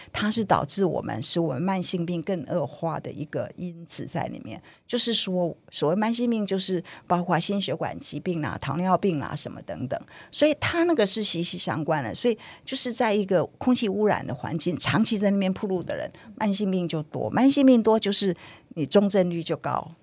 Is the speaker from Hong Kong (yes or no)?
no; Taiwan; 台湾人，我们